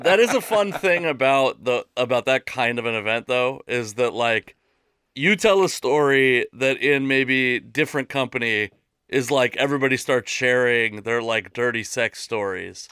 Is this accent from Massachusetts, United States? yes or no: no; Seattle, Washington, United States; I'm from Seattle, which is like the most atheist